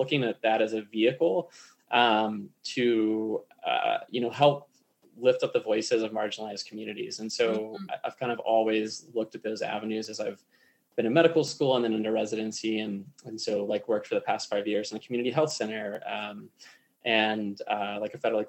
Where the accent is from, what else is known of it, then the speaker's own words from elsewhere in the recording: Raleigh, North Carolina, United States; moved away as an adult; now in Colorado, United States; I grew up in North Carolina, I grew up in Raleigh